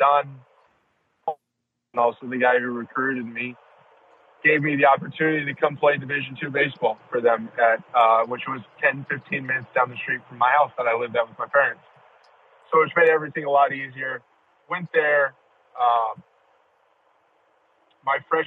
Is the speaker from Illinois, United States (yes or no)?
no; California, United States; growing up in California